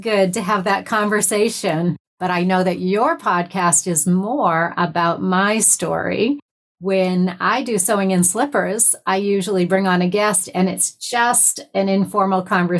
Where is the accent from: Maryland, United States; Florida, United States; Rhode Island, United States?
Rhode Island, United States; also born or lived in Maine; So I was born in Maine, but I really didn't stay there very long. The first place that we really stayed put was in Rhode Island. So I always say that I was raised in Rhode Island.